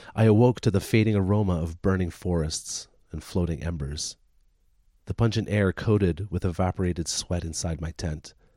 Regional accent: Deep River, Ontario, Canada; moved away; my hometown, little tiny Deep River, Ontario, where I grew up

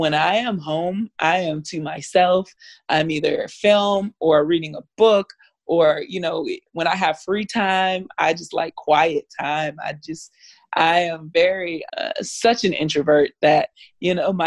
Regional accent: Miami, Florida, United States; I'm from Florida, I'm from Miami

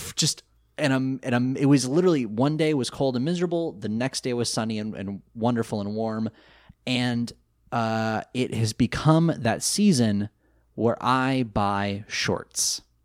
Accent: outside of Sacramento, California, United States; I grew up outside of Sacramento

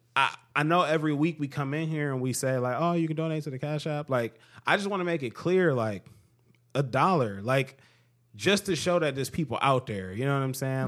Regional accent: United States; as an American

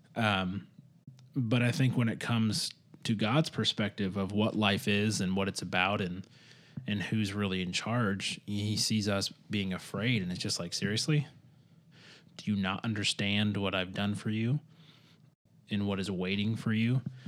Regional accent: Michigan, United States; where I grew up in Michigan

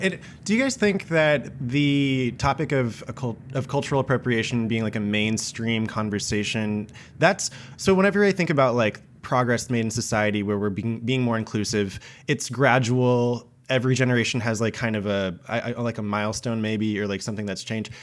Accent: Japan; I was born in Japan

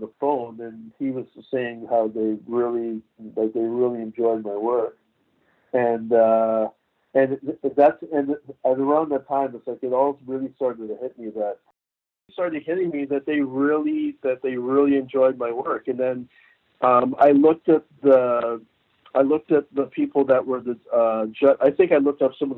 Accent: Toronto, Ontario, Canada; also born or lived in St. Kitts; now in Burlington, Canada; I grew up in Toronto

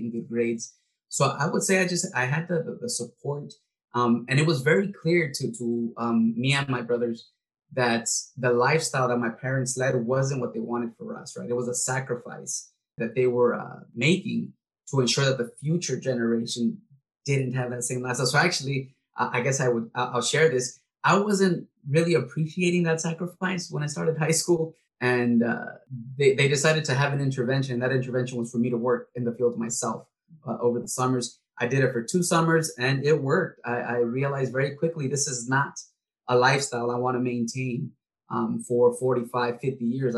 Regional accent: Castroville, California, United States; English is a second language; I grew up in Castroville, was like a farm labor camp.

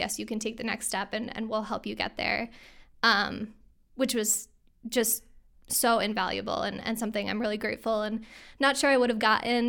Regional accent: New York, United States; now in Glens Falls, United States; So I grew up in the Capital Region just outside of Schenectady. And I actually spent my summers up in Lake George.

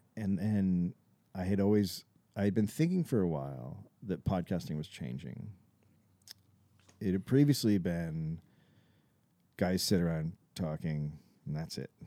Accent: Bay Area, California, United States; moved away as an adult; also born or lived in Los Angeles; I was from the Bay Area

